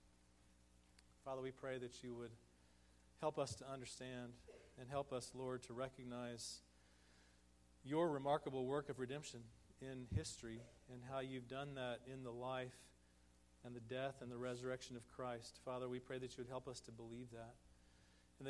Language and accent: English; Texas, United States; moved away as an adult; also born or lived in St. Louis, Missouri; We're from Texas